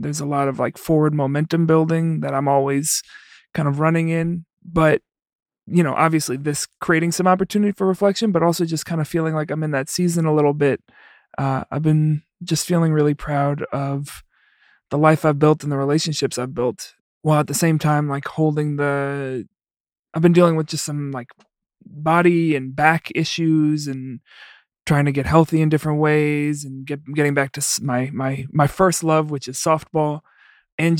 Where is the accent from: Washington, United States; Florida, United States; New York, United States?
New York, United States; New York City; also born or lived in Iowa; now in Chicago, United States; I'm from the Bronx originally